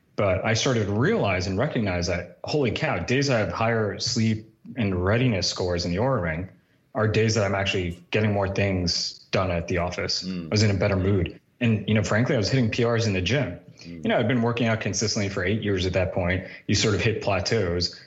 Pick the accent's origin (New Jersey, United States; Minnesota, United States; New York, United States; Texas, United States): New Jersey, United States; I grew up in New Jersey for the most part